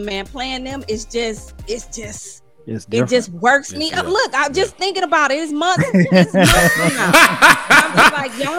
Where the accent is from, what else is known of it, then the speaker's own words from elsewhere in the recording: Toledo, Ohio, United States; also born or lived in Philadelphia, Pennsylvania; now in Georgia, United States; living in Toledo, again, from my house, the house that I grew up in, I'm 12 minutes from the Michigan border.